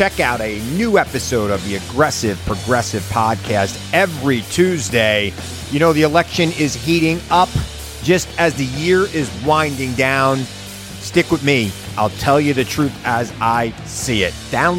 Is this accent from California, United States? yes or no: no; Long Island, New York, United States; but we're two kids from Long Island who kind of have similar backgrounds, who've done well, and we enjoy it.